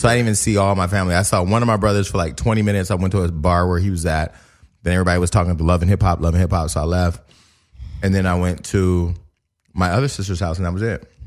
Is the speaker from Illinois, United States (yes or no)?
no; Stockton, California, United States; now in Los Angeles, United States; I'm from Stockton, California